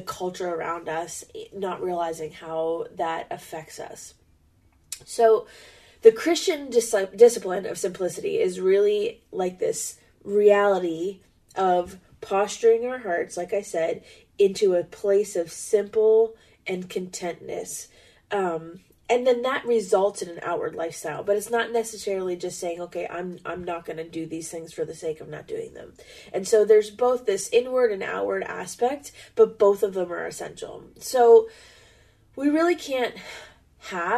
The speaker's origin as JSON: {"language": "English", "country": "United States", "said": "we're American"}